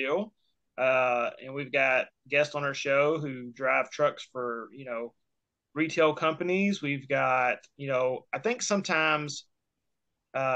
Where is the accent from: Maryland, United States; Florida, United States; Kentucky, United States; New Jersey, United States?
Kentucky, United States; I'm from Kentucky